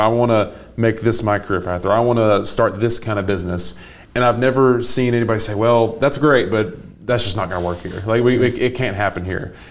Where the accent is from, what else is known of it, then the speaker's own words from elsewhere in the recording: Athens, Tennessee, United States; now in Chattanooga, United States; I'm from about an hour up the road near Athens, Tennessee